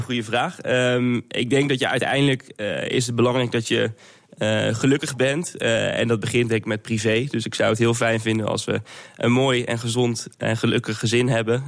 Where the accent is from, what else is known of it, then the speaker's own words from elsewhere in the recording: Netherlands; als Nederlander